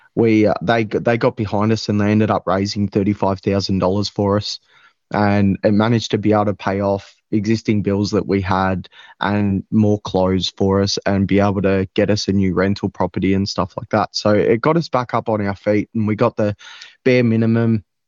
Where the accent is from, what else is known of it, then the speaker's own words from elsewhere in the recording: Maui, Victoria, Australia; I grew up around Maui. I was raised around Maui.